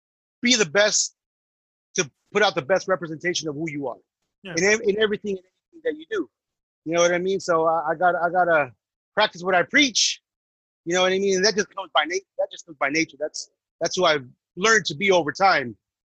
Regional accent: Santa Ana, California, United States; In Santa Ana, for those that don't understand Santana. So growing up out there in the 90s, I mean, it's like growing up in L.A.

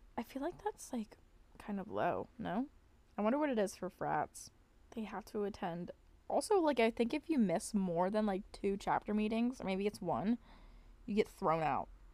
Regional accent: Pennsylvania, United States; my hometown, like, it, which is in, like, P

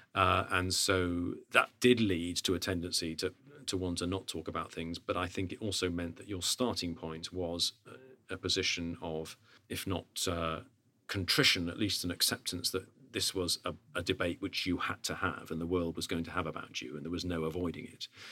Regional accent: United Kingdom; as a Brit

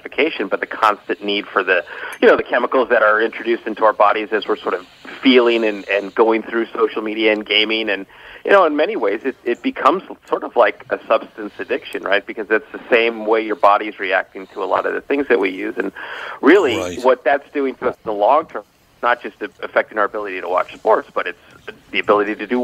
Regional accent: Los Angeles, California, United States; Originally from Los Angeles.

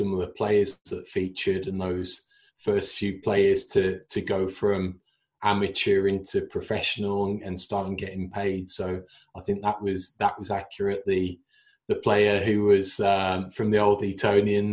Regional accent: between Wolverhampton and West Bromwich, West Midlands, United Kingdom; growing up in England, the area that I grew up in, it's very split between 3 miles that way is Wolves, and pretty much 3 miles the other way is West Brom

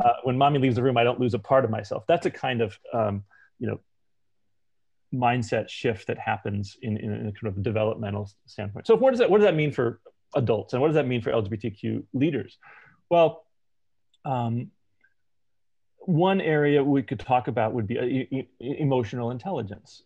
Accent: United States; I'm American and I'm gay

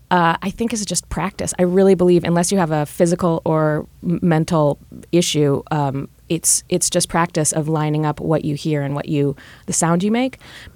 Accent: Virginia, United States; growing up in Virginia

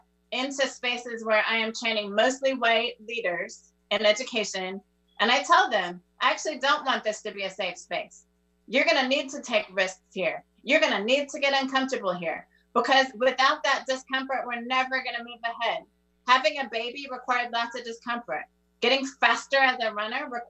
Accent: Netherlands; moved away as an adult; now in United States; I was raised in the Netherlands

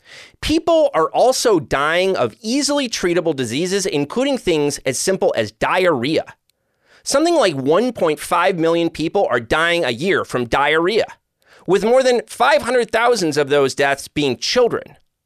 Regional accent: Joliet, Illinois, United States; where I grew up, my hometown of Joliet, Illinois.

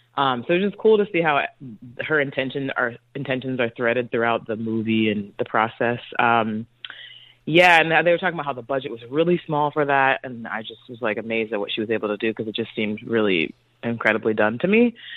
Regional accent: North Carolina, United States; now in Los Angeles, United States; I'm from North Carolina

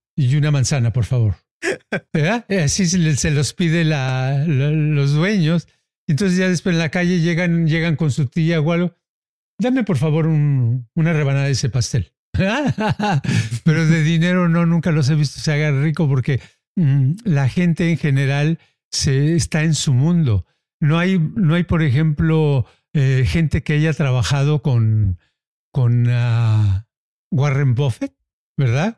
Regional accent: Mexico; now in United States; los que somos mexicanos, está uno haciendo un micro México en donde está

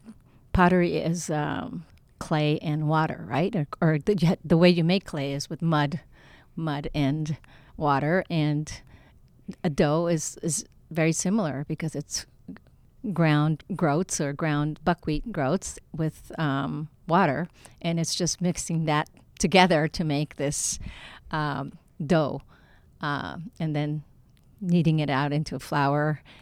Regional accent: Kanto, Japan; I come from the Kanto region where we eat a lot of soba noodles. Noodles could be very regional in Japan, and some people prefer udon over soba.

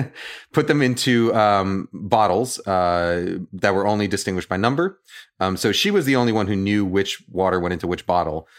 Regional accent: New York, United States; now in Bay Area, United States; I'm from New York

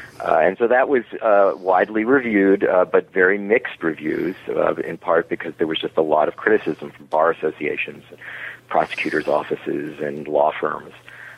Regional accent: New York City, New York, United States; also born or lived in Miami Beach, Florida; Well, I was born in New York City. My parents were Holocaust survivors, and they retired to Miami Beach, Florida, which is a very unusual retirement for elderly Jews. And then I finished my high school era there

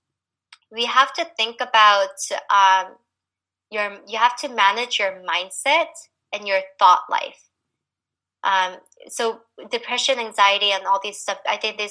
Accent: United States; growing up here as a Korean American

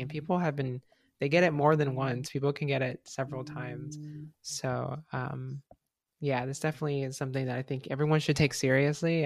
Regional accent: Mexico; I'm Mexican and, like, that's my country, um, my home country

